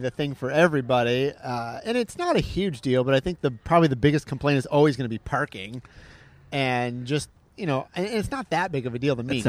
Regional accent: near Detroit, Michigan, United States; now in Orlando, United States; I grew up near Detroit.

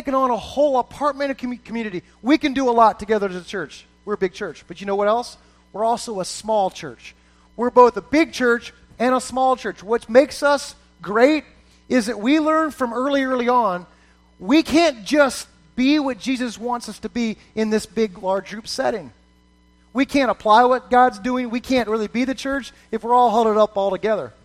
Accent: just south of Fort Lauderdale, Florida, United States; I grew up in South Florida. Grew up just south of Fort Lauderdale, Florida

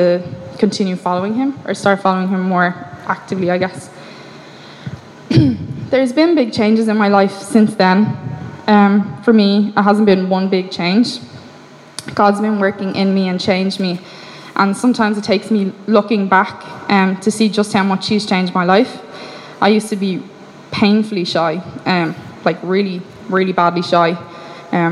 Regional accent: Ireland; I grew up in Ireland

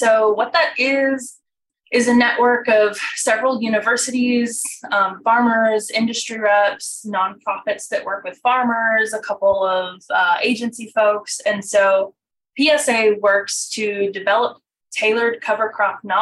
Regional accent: Tifton, Georgia, United States; I'm from Tifton, Georgia. So I'm from sort of Southwest Georgia, the land of cotton and peanuts. And when I was in high school, I was like, I'm going to get out of here.

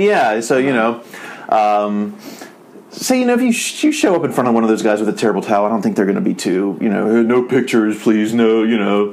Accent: Uniontown, Pennsylvania, United States; now in Los Angeles, United States; the Big Mac was invented in Uniontown, my hometown

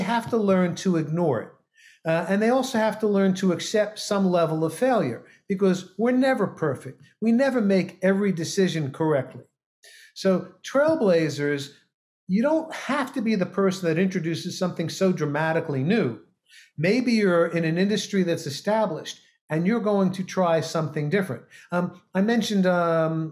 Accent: New York City, New York, United States; I grew up in New York City, so I can speak quick.

